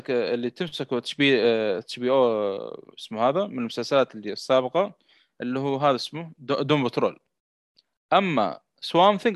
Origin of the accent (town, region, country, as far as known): Saudi Arabia